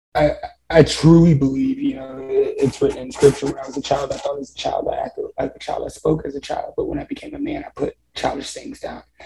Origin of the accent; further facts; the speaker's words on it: Columbia, Missouri, United States; also born or lived in Texas; I live in Columbia, Missouri now. And um, I, have been here since I was seven, so it's hometown